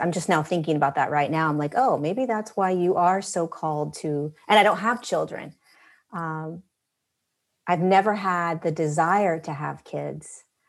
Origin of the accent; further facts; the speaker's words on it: Southern California, United States; We, we grew up in Southern California